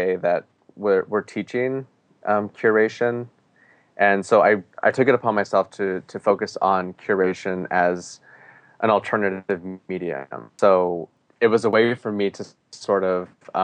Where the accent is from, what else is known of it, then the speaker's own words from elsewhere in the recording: Gallup, New Mexico, United States; now in Portland, United States; I grew up in Gallup, New Mexico